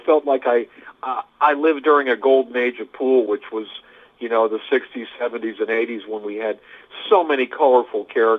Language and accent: English; Midwest, United States; So, it's just the way I was raised by my family. You know, I grew up in the Midwest. You've heard of Midwestern values